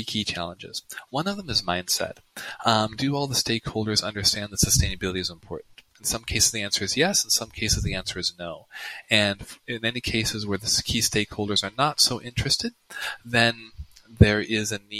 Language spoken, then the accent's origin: English; United States; first language English; I'm American